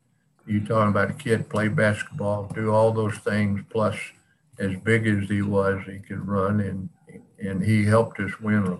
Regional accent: Pittsburgh, Pennsylvania, United States; He said, "Where are you from?" I said, "Pittsburgh."

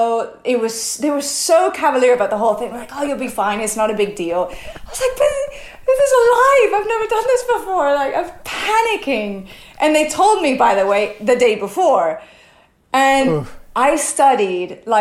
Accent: United States; first language English; moved away as an adult; now in Spain; I'm American, native in English

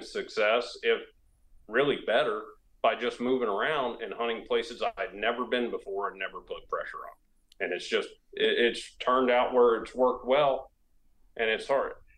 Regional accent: Florida, United States; now in South Carolina, United States; where I grew up in Florida

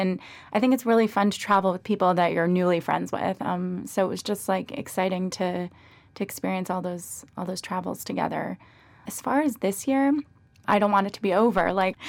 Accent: Weston, Florida, United States; moved away; I'm originally from Weston, Florida.

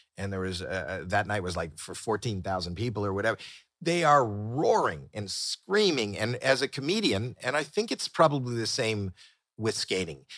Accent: Toronto, Ontario, Canada; moved away as an adult; now in United States; we're both from Toronto

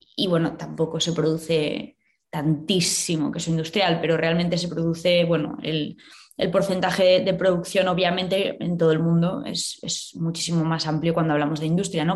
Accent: Valladolid, Castile and León, Spain; moved away as an adult; also born or lived in Madrid / London; yo soy de Valladolid

